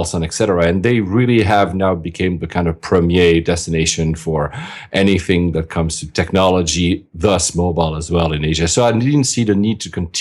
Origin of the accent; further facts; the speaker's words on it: Geneva, Switzerland; I was born and raised in Switzerland, in Geneva.